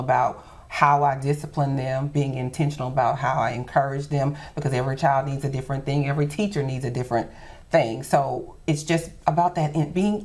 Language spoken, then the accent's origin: English; Shreveport, Louisiana, United States; Shreveport-Bossier is my home. I don't know any other place but Shreveport-Bossier. Lived here my entire life